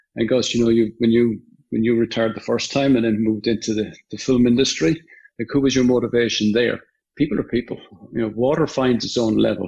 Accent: Limerick, Munster, Ireland; now in United States; I'm from Limerick

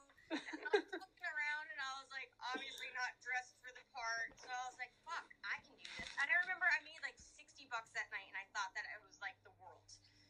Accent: Cape Coral, Florida, United States; I'm 18 from Cape Coral, Florida, in Fort Lauderdale.

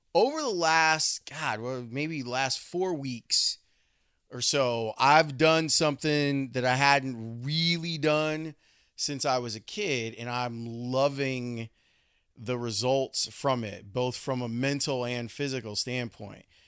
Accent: Chicago, Illinois, United States; growing up in Roseland and the places we would go on our bikes

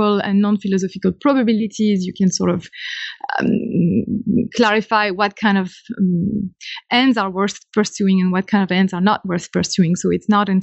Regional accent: Caen, Normandy, France; accent: French; English is a second language; moved away; I guess I'm French. You note that from my accent immediately. I come from Normandy, from a town called Caen, C-A-E-N, it's spelled

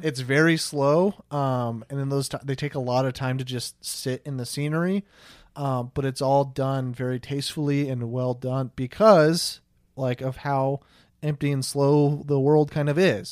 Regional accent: Olathe, Kansas, United States; now in Wichita, United States; I'm from the Kansas City area

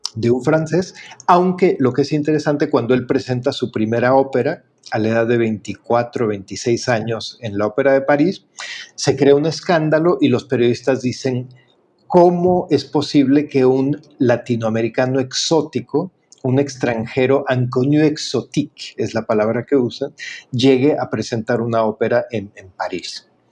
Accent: Mexico; como decimos en México

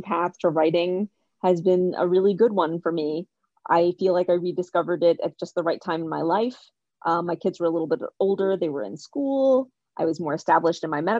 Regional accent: Kentucky, United States; moved away as an adult; also born or lived in India / Boston area; now in Boston, United States; I was born in India. I immigrated to the U.S. as a baby. I grew up in Kentucky, not far from where you are. And then I moved to the Boston area for college, and I've been here ever since.

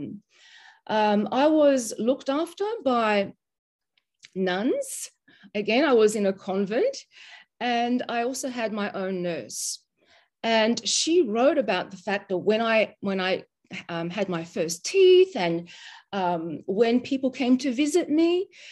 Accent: Mauritius; when I was born. That's 51 years ago. And I'm from Mauritius, and my mother was Mauritian

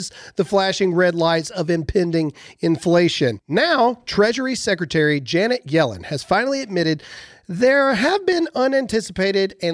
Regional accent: rural Mississippi, United States; a white dude who grew up in rural Mississippi

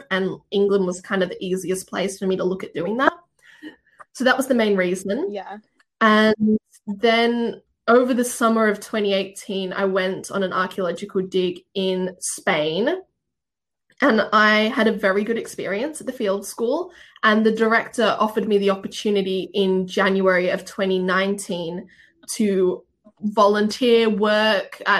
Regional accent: Australia; accent: Australian; So my accent isn't 100% Australian. So, if, so yeah, if anyone from Australia listens, they'll be like, this isn't a real Australian accent.

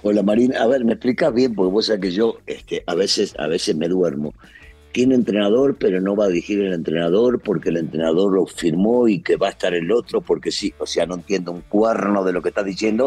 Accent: Argentina; now in Mexico; como decimos en mi país

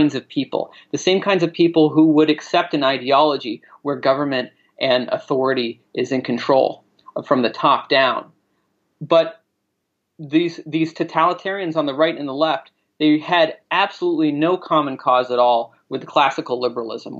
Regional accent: Maine, United States; also born or lived in New York City; my home state of Maine. And I've been there ever since

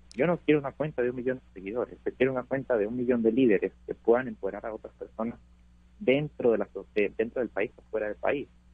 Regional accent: Venezuela; now in United States; mi país

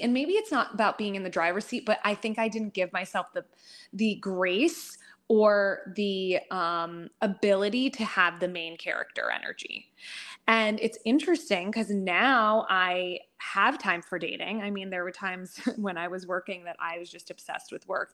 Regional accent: United States; I'm a first generation American

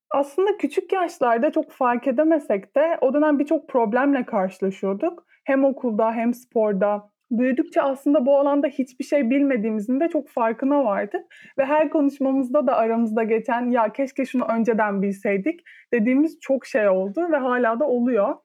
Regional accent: İzmir, Turkey

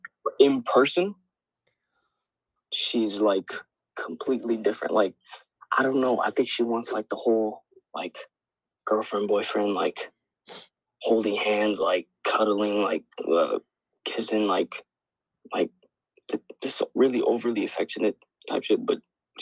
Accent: Australia; So, I'm from Australia. So, like my accent, sorry.

